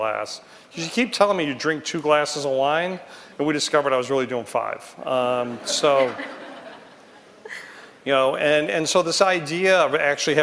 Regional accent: Detroit, Michigan, United States; in Detroit, my hometown

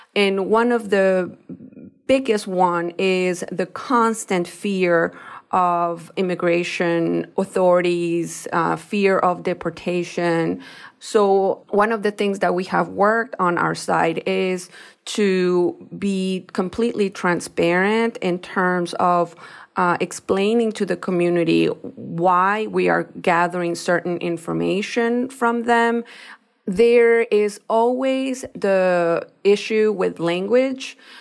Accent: Ecuador; now in United States; I am a Latina, I am from Ecuador, that not only that, but I was not born here in the United States.

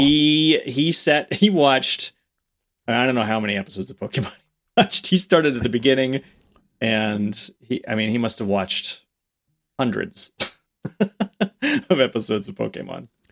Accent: the New York area, United States; growing up in the New York area

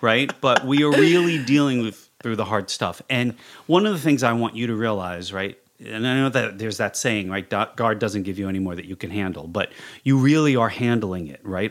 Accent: New York City, New York, United States; moved away as an adult; now in Los Angeles, United States; I am a clinical psychologist born and raised in New York City

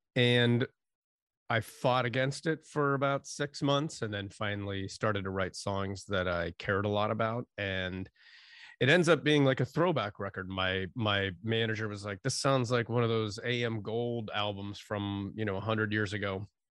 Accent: Erie, Pennsylvania, United States; moved away; also born or lived in San Francisco; I'm from Erie, Pennsylvania originally

